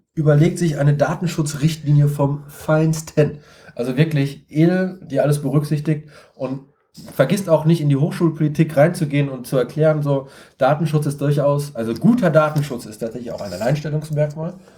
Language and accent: German; Siegen, North Rhine-Westphalia, Germany; ich komme aus Siegen, ich wohne in Siegen